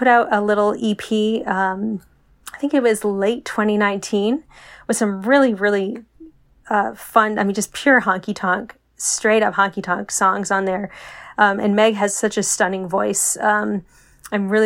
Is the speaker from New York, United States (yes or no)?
no; Maine, United States; moved away as an adult; now in Chicago, United States; I grew up in Maine